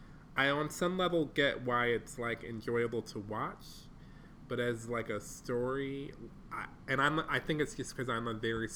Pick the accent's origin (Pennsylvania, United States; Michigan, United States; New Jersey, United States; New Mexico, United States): Michigan, United States; Detroit; I'm from Detroit, Michigan